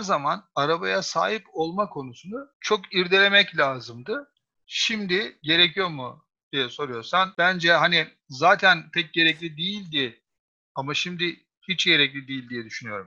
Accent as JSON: {"language": "Turkish", "region": "Istanbul", "country": "Turkey", "said": "bir İstanbullu olarak"}